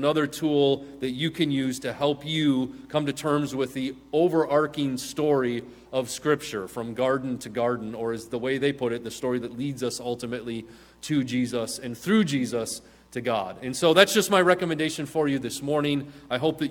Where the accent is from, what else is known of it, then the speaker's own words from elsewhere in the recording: Midwest, United States; now in Southern California, United States; a Midwesterner